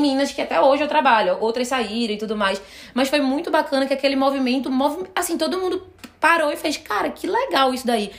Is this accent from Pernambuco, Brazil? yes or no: yes; Recife, Pernambuco, Brazil; moved away; E eu sou de Recife.